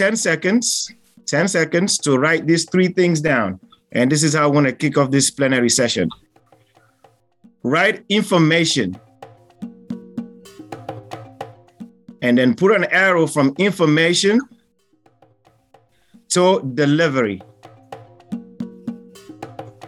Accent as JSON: {"language": "English", "country": "Sierra Leone", "moved": "yes", "lives_now": "United States", "said": "I'm from Sierra Leone, but I am based in the United States"}